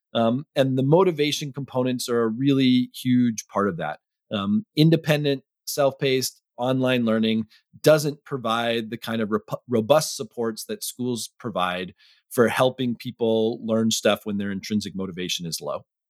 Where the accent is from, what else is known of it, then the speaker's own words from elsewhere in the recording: Arlington, Massachusetts, United States; my hometown school principal in Arlington, Massachusetts